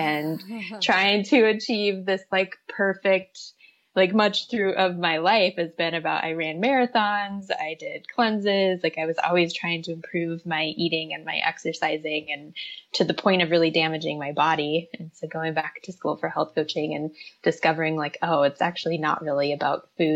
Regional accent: Midwest, United States; moved away; also born or lived in Minnesota; I'm from the Midwest. I was in Minnesota at the time

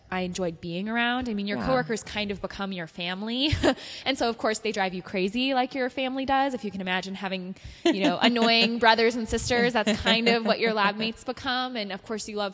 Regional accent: Ventura County, Southern California, United States; I'm a Southern California native. Uh-huh. I grew up in Ventura County

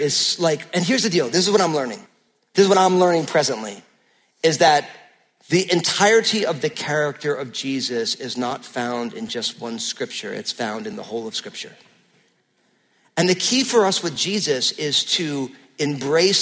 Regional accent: New Jersey, United States; I'm from New Jersey

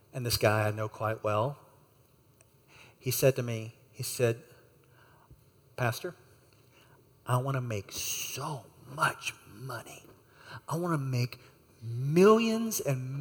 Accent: United States; I'm an American, and I'm here on a short-term trip.

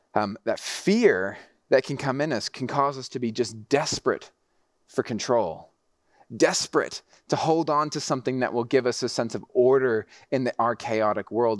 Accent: Mexico City, Mexico; also born or lived in Texas; I grew up in Mexico City, so the driving was super intense

